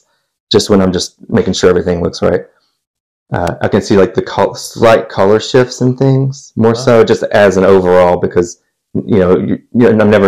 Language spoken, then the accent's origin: English; Ashland, Kentucky, United States; moved away; Originally from Ashland, Kentucky. Yeah, so that's it's northeast Kentucky